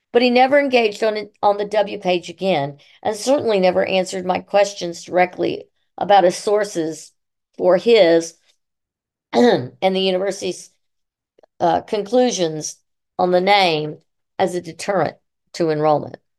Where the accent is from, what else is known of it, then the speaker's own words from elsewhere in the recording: Columbus, Mississippi, United States; also born or lived in Syracuse, New York / Utah / Maryland / Illinois; I live in Columbus, Mississippi, and attend Saint Paul's Church on occasion, and I am a hip-, public historian. I grew up on Third Avenue South in the Historic District